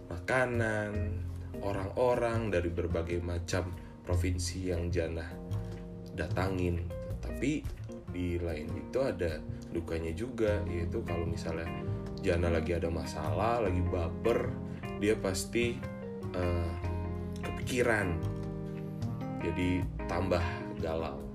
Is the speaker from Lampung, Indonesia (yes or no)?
yes; Tanjung Karang, Lampung, Indonesia; Wih, kampung gua anjir. Salam lah.